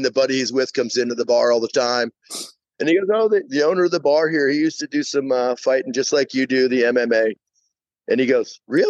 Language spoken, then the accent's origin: English; New Jersey, United States; moved away as an adult; also born or lived in New York; now in Atlanta, United States; So I'm in New York. I was born in New York, grew up in Jersey, back in New York